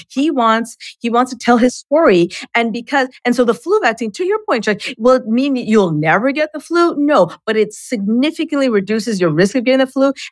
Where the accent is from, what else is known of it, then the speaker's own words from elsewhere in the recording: Canada; and I'm Canadian, so I got smallpox in Canada.